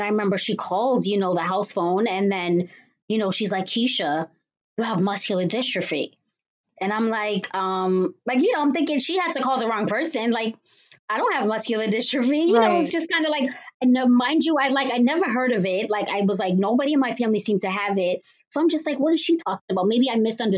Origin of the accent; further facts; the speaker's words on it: Cambridge, Massachusetts, United States; I was born and raised in Cambridge, Massachusetts.